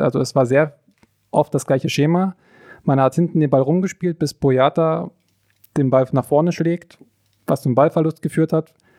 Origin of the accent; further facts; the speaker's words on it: Forst, Brandenburg, Germany; also born or lived in Cottbus; now in Greifswald, Germany; Aufgewachsen bin ich an der deutsch-polnischen Grenze, in, ich weiß nicht, ob jemand was sagt, in Forst